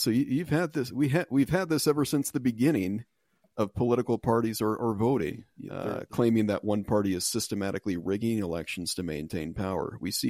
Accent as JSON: {"language": "English", "country": "United States", "said": "I'm American first, sir."}